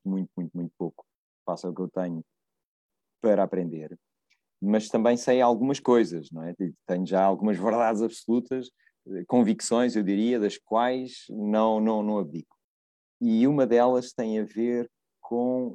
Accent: Évora, Alentejo, Portugal; moved away; quando eu era miúdo lá em Évora, miúdo não, era um jovem em Évora

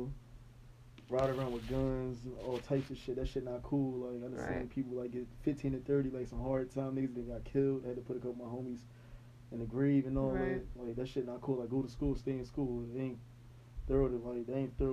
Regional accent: Philadelphia, Pennsylvania, United States; I grew up in South Philly, migrated to Northeast like 14.

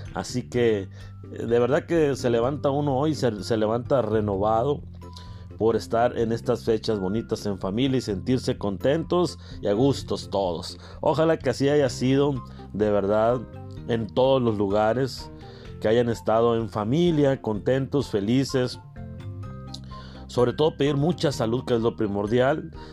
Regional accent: Carbó, Sonora, Mexico; desde mi pueblo querido, desde Carbó, Sonora.

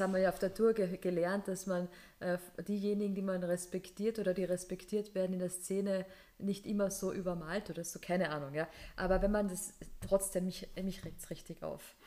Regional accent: Carinthia, Austria; now in Vienna, Austria; als Kärntnerin

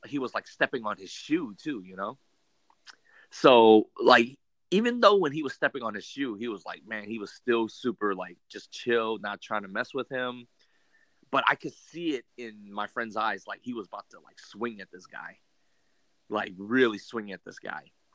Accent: California, United States; so we're from California.

